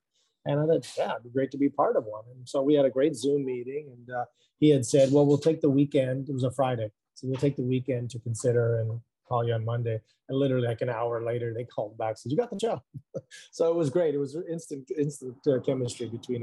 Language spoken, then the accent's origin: English; Montreal, Quebec, Canada; moved away; also born or lived in Vancouver / Los Angeles; I was raised in Montreal, then I moved to Vancouver in the 90s, and then LA for 25 years. So I moved back to Canada 6 years ago